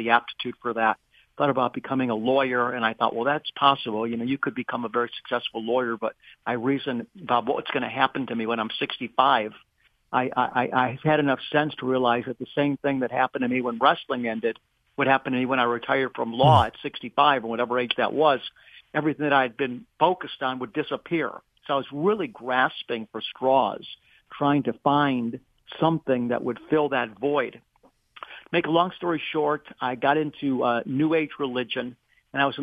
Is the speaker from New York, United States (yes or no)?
no; Beachwood, Ohio, United States; also born or lived in Cleveland, Ohio; I was born in Cleveland, Ohio. I am going to be 65 this month, so I was born in 1958, and I grew up in the suburb of Cleveland called Beechwood